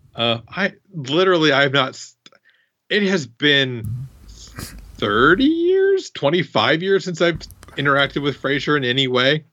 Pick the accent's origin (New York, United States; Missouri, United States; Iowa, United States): Iowa, United States; I'm from Iowa